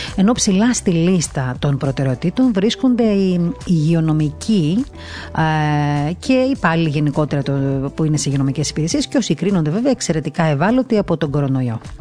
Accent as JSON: {"language": "Greek", "region": "Crete", "country": "Greece", "said": "Εγώ προσωπικά δεν κατάγομαι από εκεί, από την Κρήτη κατάγομαι"}